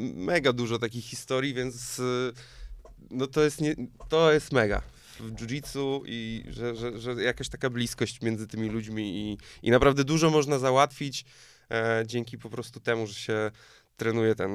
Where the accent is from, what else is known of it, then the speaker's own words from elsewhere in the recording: Poland; also born or lived in Tricity; no z Polski